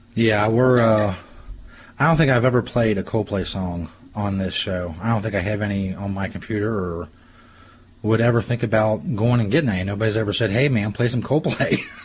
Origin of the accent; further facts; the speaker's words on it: Cincinnati, Ohio, United States; where I grew up and in the Cincinnati area and around here